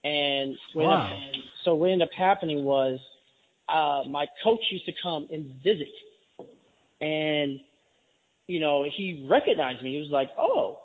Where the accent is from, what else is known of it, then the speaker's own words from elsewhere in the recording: New York City, New York, United States; I actually grew up since January of 1980 in what they call Grant Housing, right on 125th Street